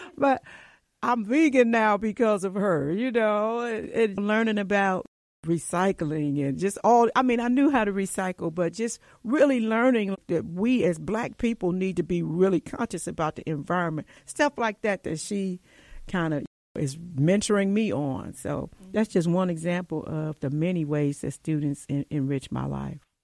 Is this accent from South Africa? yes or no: no; Cleveland, Ohio, United States; I grew up poor in Cleveland